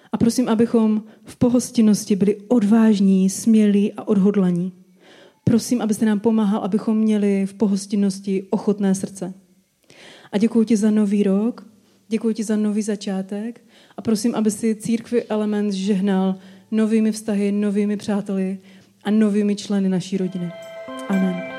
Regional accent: Czechia

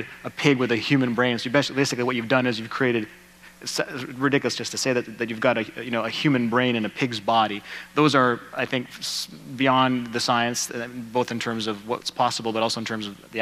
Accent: Canada; I'm Canadian

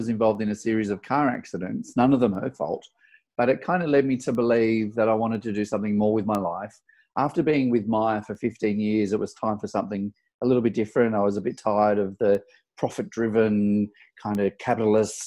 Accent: Sydney, New South Wales, Australia; moved away as an adult; now in Melbourne, Australia; I'm actually from Sydney originally.

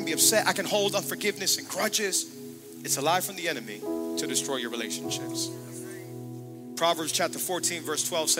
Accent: Hialeah, Florida, United States; I'm from Miami, Florida, born and raised. Hialeah

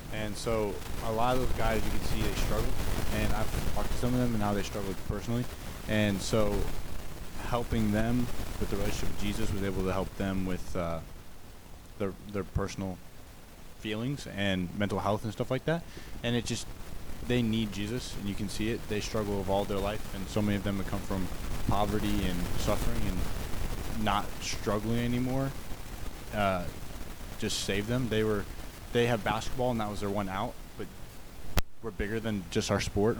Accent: Missouri, United States; from Missouri in the United States, and I play college basketball

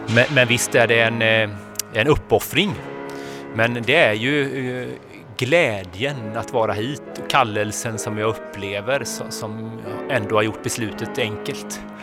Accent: Kungälv, Västra Götaland, Sweden; jag är uppväxt på västkusten, jag kommer från Kungälv

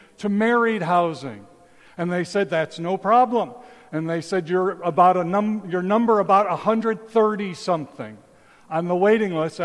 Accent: Chicago, Illinois, United States; moved away as an adult; also born or lived in Taipei, Taiwan; when I grew up in Chicago

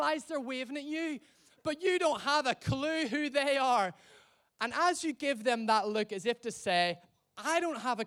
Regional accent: Ireland; now in England, United Kingdom; I'm from Ireland.

